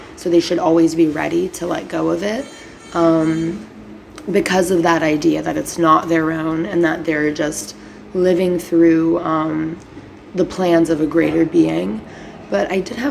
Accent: Brazil; now in United States; in Brazil, at least, it is the biggest week of the whole year. And on Good Friday, we have literal, like, play reenactments

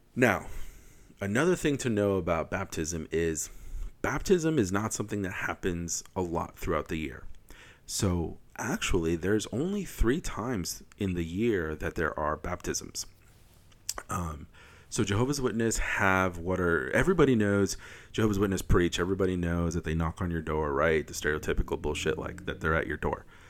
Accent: Wisconsin, United States; I'm from Wisconsin

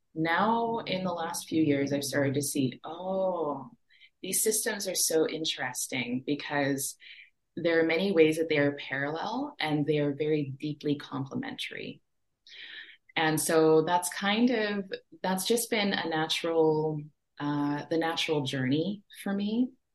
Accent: Treaty 4 territory in Saskatchewan, Canada; also born or lived in Fort Smith, Northwest Territories; I was born and raised on uh, Treaty 4 territory in Saskatchewan was raised on the prairies with those big skies.

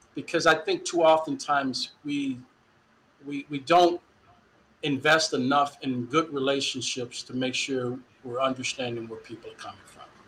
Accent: Dallas, Texas, United States; moved away as an adult; also born or lived in Waterloo, Iowa; now in Iowa, United States; growing up in Dallas, born in '64, I got a lot of conscience of history in the Dallas Independent School District

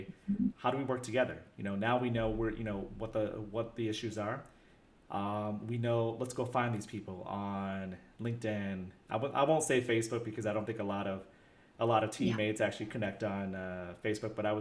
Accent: United States; being American

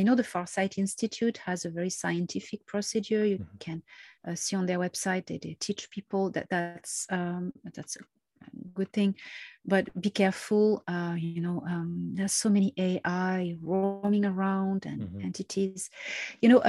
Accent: Marseille, Provence-Alpes-Côte d'Azur, France; I'm Mediterranean. I was born in Marseille

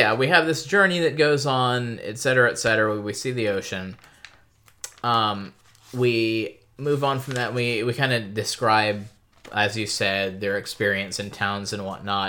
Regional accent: United States; I'm American.

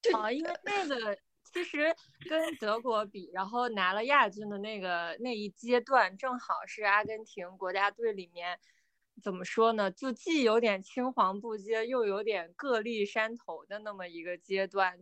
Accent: China; 尤其是我们中国人对于这种第三世界的兄弟姐妹

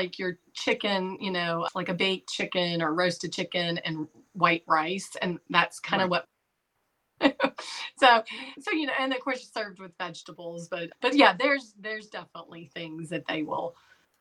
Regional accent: Kentucky, United States; Southern. I'm from Kentucky

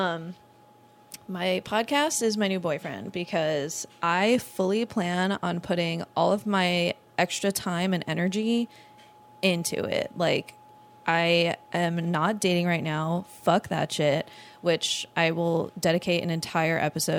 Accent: Long Island, New York, United States; now in Orlando, United States; I'm originally from Long Island, New York

